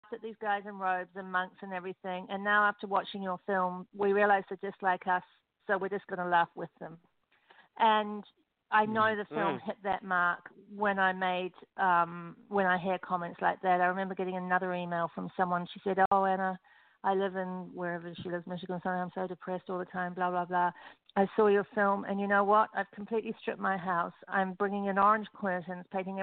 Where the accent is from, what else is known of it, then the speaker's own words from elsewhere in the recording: Christchurch, Canterbury, New Zealand; moved away as an adult; now in Los Angeles, United States; My hometown was destroyed by earthquakes, Christchurch, New Zealand, in 2012